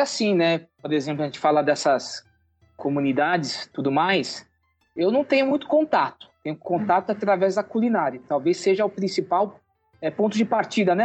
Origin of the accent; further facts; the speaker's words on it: Brazil; nós somos brasileiros, é, descendentes